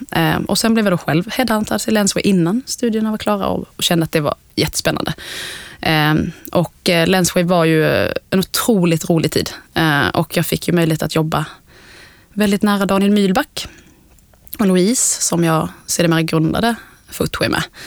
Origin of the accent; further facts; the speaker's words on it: Älmhult, Kronoberg County, Sweden; Jag kommer från Småland från början, uppvuxen i Ikealand i Älmhult